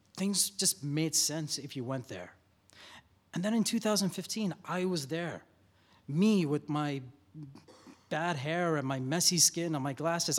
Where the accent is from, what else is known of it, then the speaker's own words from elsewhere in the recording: Dubai, United Arab Emirates; moved away as an adult; now in Seattle, United States; I moved here from Dubai, where I was born in the early eighties